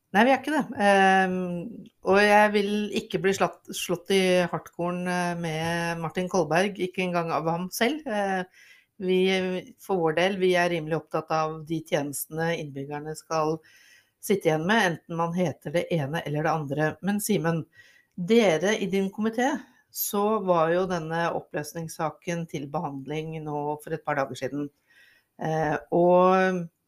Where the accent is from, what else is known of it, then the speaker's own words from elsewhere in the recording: Rygge, Østfold, Norway; Jeg vokste opp på Rygge, ehm, og jeg var så heldig at jeg fikk lov til å gå på den videregående skolen jeg ønsket meg aller mest, nemlig Kirkeparken